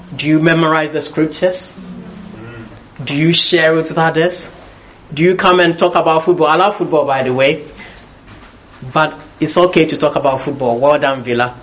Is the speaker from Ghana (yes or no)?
yes; Ghana; moved away; also born or lived in United Kingdom; I was born in Britain. I was raised in Ghana